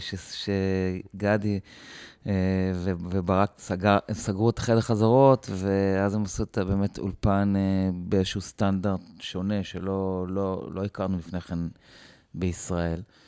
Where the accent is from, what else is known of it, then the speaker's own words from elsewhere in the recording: Givat Brenner, Central District, Israel; אני בא מקיבוץ גבעת ברנר